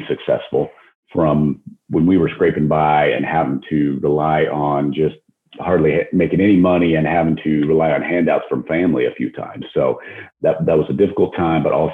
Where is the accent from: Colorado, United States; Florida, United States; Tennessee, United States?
Colorado, United States; just outside of Denver; moved away as an adult; also born or lived in Phoenix; now in Dallas, United States; I grew up in Colorado, just outside okay. of Denver.